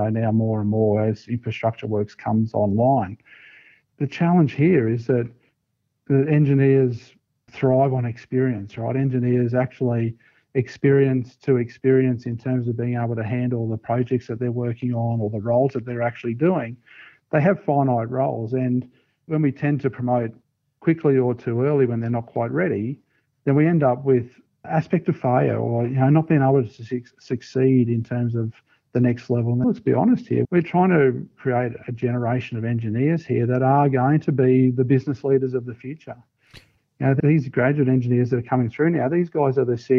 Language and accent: English; Brisbane, Queensland, Australia; moved away as an adult; also born or lived in New South Wales; move back to Brisbane and come back home again